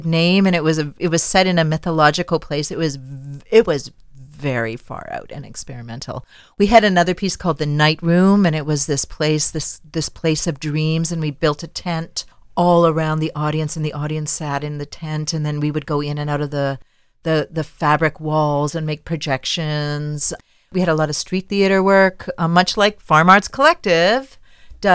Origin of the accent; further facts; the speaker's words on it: Winnipeg, Manitoba, Canada; moved away as an adult; now in Damascus, United States; I trained at a university in my hometown in Winnipeg